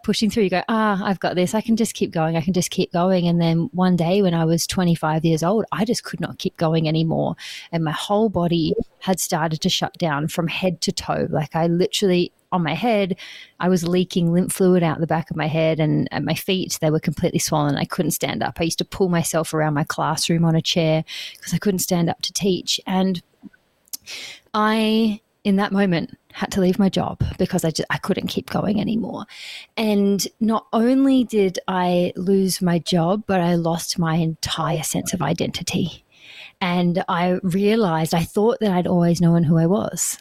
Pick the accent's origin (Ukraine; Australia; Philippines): Australia; Perth, Western Australia; moved away as an adult; now in New Zealand; I am born and raised in Perth, Australia, in Western Australia, and that's where I lived for the first 30 years of my life